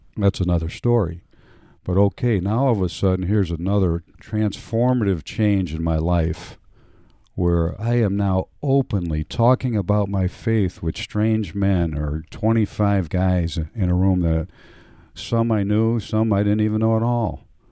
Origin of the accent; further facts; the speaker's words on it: Cleveland, Ohio, United States; I grew up in a, uh, Polish neighborhood in inner city, what would today be described as inner city Cleveland, Ohio